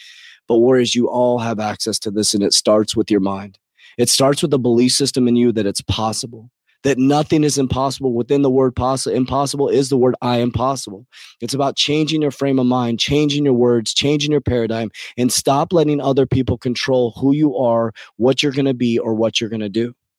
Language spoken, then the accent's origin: English; United States; I love America. I was born in America. I'm an American.